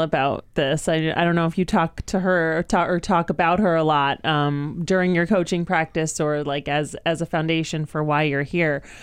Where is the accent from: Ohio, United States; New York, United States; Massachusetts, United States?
Massachusetts, United States; Western Mass; born or raised there